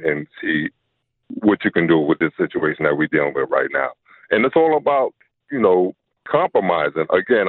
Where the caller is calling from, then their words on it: New York City, New York, United States; I'm calling from Brooklyn.